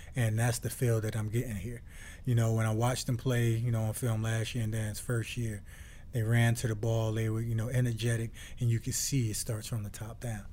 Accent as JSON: {"language": "English", "town": "Newark", "region": "New Jersey", "country": "United States", "tie": "born or raised there", "moved": "yes", "said": "born and raised in Newark, New Jersey"}